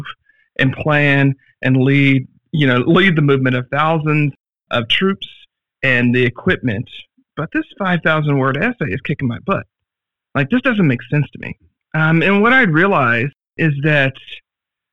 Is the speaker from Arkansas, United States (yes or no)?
yes; Arkansas, United States; I grew up in Arkansas